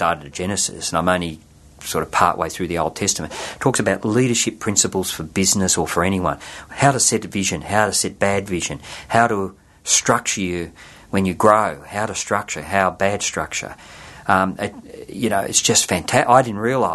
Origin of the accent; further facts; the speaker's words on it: Sydney, New South Wales, Australia; I was born in Blacktown in Sydney